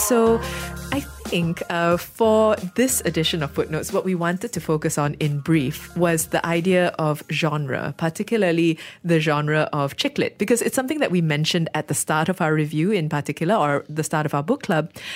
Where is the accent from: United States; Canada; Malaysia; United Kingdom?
Malaysia; we're Malaysian